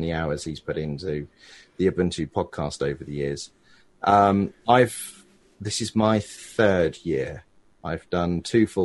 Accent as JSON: {"language": "English", "region": "England", "country": "United Kingdom", "accent": "English", "said": "I'm English and I've got something of an English accent"}